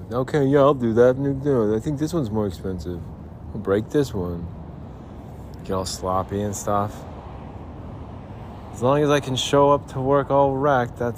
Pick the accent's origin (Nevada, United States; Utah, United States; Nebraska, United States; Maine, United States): Utah, United States; Salt Lake City; When the mountains turn blue, it's as cold as the Rockies, and I would know. I'm from Salt Lake City.